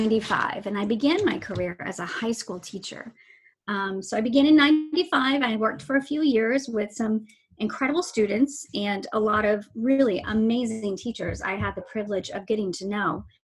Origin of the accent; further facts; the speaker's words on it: Venice, Florida, United States; moved away; while I have family in Southern Maryland, I grew up in Southwest Florida in a tiny little beach town called Venice.